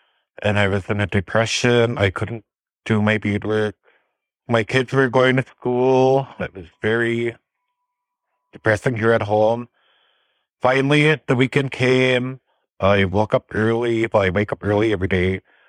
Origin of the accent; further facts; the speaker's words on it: Red Lake Nation, Minnesota, United States; I am from the Red Lake Nation of Minnesota. The district I live in is Obaashing. That is the Panima district.